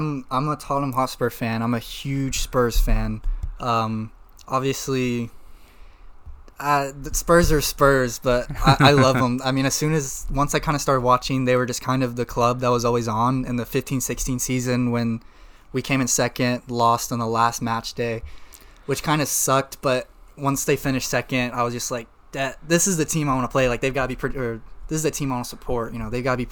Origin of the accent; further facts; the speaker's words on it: United States; as an American fan